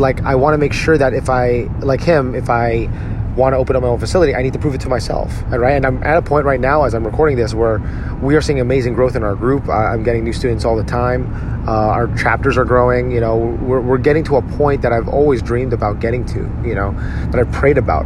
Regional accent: Edison, New Jersey, United States; my hometown of Edison, New Jersey.

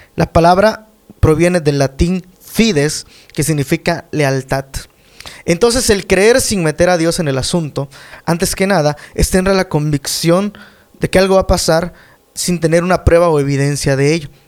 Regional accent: Mexico; en mi país

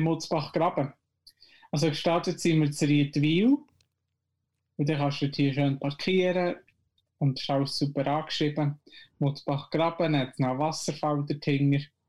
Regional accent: Switzerland; bei uns in der Schweiz

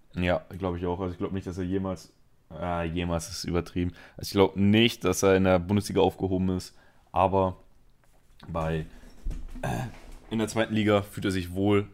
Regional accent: a suburb of Barcelona, Catalonia, Spain; moved away; ich bin Spanier. Und ich bin in einem Vorort von Barcelona aufgewachsen.

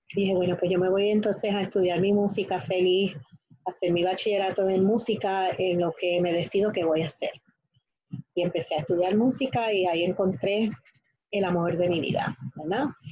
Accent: Guayama, Puerto Rico; born or raised there; also born or lived in New York, United States

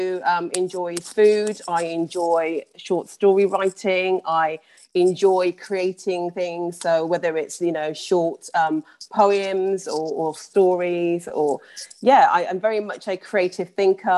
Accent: Birmingham, West Midlands, United Kingdom; moved away as an adult; also born or lived in London; I was born and raised in Birmingham and then moved down to London for university.

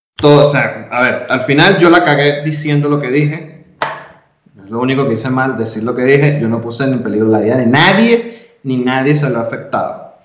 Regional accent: Venezuela; now in Mexico; yo como venezolano

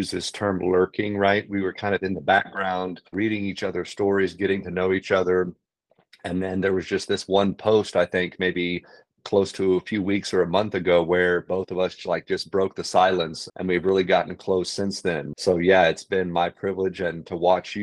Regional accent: San Antonio, Texas, United States; moved away as an adult; also born or lived in Northern California; now in San Antonio, United States; I was born and raised in San Antonio, Texas. I left here when I was 18

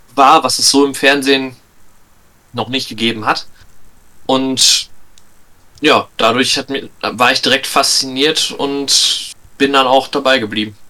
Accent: Lippstadt, North Rhine-Westphalia, Germany; ich komme aus Lippstadt, einer kleinen Stadt, also klein, relativ, aber einer Stadt in der Nähe von Paderborn.

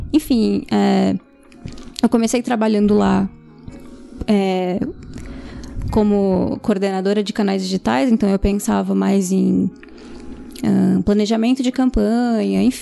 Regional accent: São Paulo, Brazil; só eu sou da Zona Norte, o resto é tudo espalhado por São

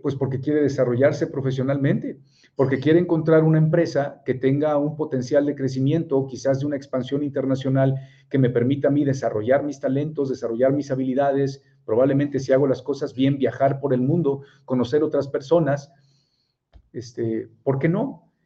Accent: Monterrey, Nuevo León, Mexico; also born or lived in Puebla; soy de Puebla, pero tengo 42 años y tengo 41 años de vivir en Monterrey, o sea que soy regiomontano

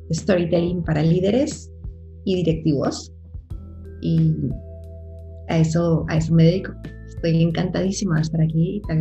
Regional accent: Puerto Rico; also born or lived in Colombia; now in Spain; Soy eh, una colombiana, nací, nací en Colombia, crecí en Puerto Rico, la isla a la, que, adoro. Llegué a Puerto Rico en mi adolescencia

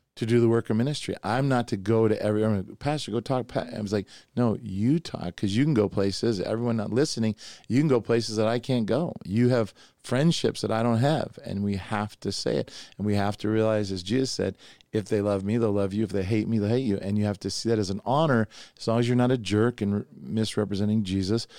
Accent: Oregon, United States; also born or lived in New York; I was raised a hippie in Oregon, you know, I was from New York and then I went to Oregon.

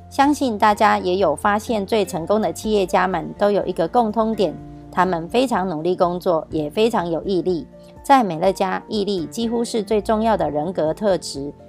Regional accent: Miaoli County, Taiwan; 今天要为大家导读的主题是

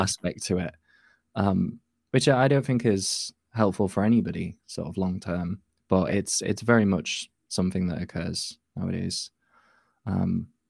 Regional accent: Yorkshire and the Humber, United Kingdom; I'm from North Yorkshire in the U K.

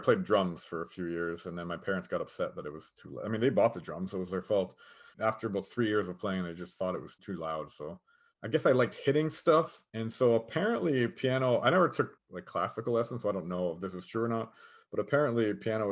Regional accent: Niagara, Ontario, Canada; I'm from Niagara. So when I worked at the border, I worked at the Niagara border

